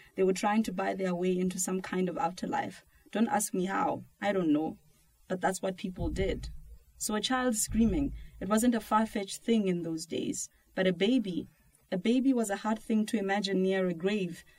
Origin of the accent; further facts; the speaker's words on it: South Africa; I'm from South Africa